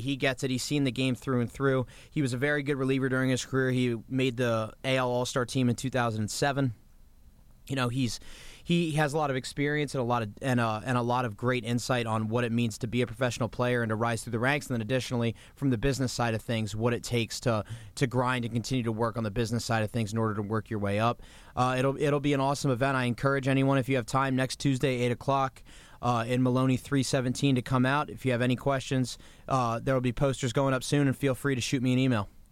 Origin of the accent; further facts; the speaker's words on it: Kensington, Maryland, United States; also born or lived in Washington, D.C.; we grew up on Capitol Hill, and then when I was about nine years old, we moved to Kensington, Maryland, right outside Bethesda